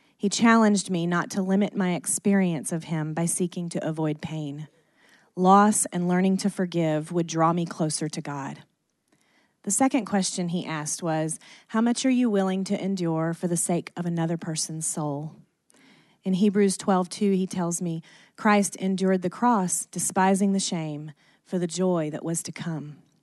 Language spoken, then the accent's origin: English; Athens, Georgia, United States; we were born and raised in Athens, Georgia.